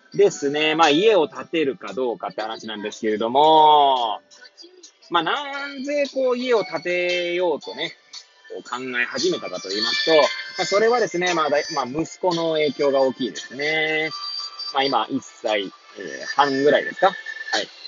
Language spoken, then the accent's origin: Japanese; Hachioji, Tokyo, Japan; moved away as an adult; now in Kamaishi, Japan; 八王子生まれ、八王子育ち、震災の前の年から、浜石で働く